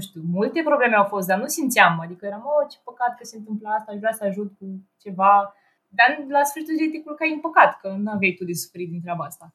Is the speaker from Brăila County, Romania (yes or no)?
no; Ploiești, Prahova, Romania; moved away as an adult; now in Brașov, Romania; a trebuit să mă întorc acasă, în orașul meu, eu sunt din Ploiești, de fapt